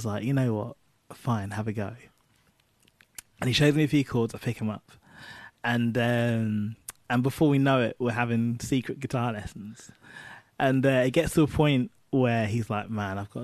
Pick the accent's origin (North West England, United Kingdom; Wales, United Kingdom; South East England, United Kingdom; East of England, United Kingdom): East of England, United Kingdom; Cambridgeshire; Cambridgeshire, which is where I spent most of my childhood